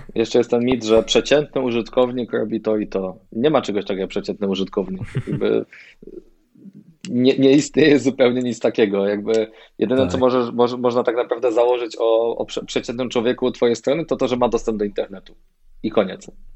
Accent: Poland; jestem, e, z Polski

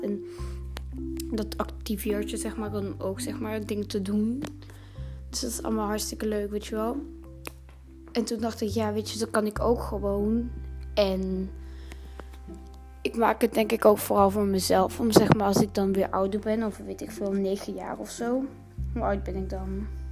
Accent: Utrecht, Netherlands; now in Antwerp, Belgium; Ik woon nu in Antwerpen. Ik ben geboren in Utrecht.

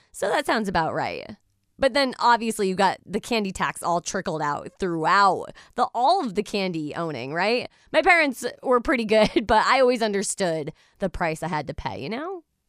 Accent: United States; now in Eastern Connecticut, United States; an average American female

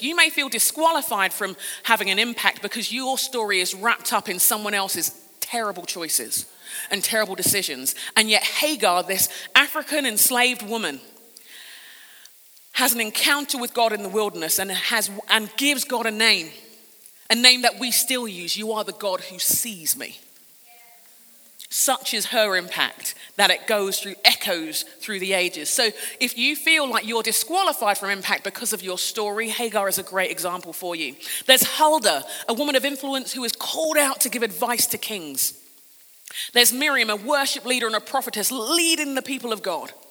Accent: London, United Kingdom; I'm a Brit. I grew up in London in England.

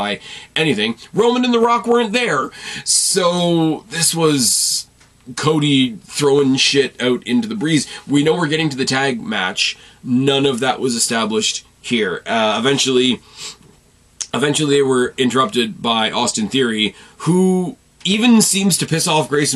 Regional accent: Canada; I'm not Australian, and I've only left Canada a handful of times that I can count on one hand

